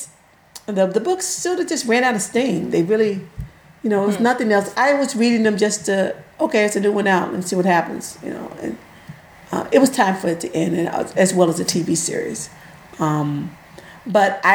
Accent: Mid-South, United States; moved away; also born or lived in Tennessee; I'm from the Mid-South, and it's based in Louisiana.

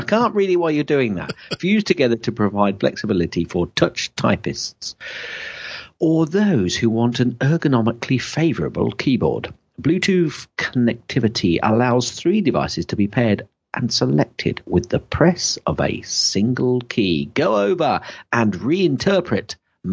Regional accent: Shakespeare's country, West Midlands, United Kingdom; I'm from Shakespeare's country

